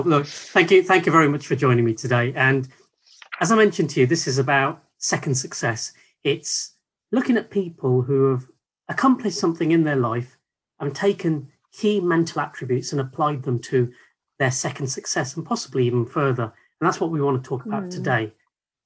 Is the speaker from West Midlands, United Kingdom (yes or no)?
yes; Nuneaton, West Midlands, United Kingdom; accent: Brummie; also born or lived in Birmingham; I was born in Birmingham, but I'm actually from a town called Nuneaton, so East Midlands, where I think half of the town have a Birmingham accent